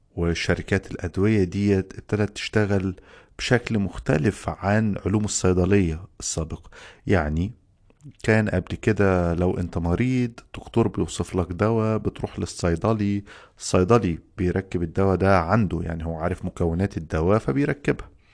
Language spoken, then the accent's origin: Arabic; Egypt; عندنا في مصر